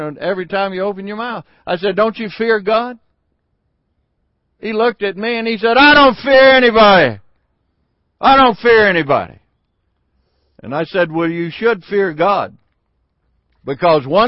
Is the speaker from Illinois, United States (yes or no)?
no; Sardis, Mississippi, United States; the little town that I grew up in Sardis, Mississippi